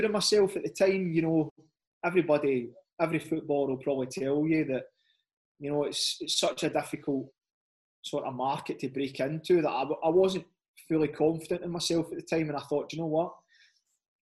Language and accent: English; Scotland, United Kingdom; moved away; growing up in Scotland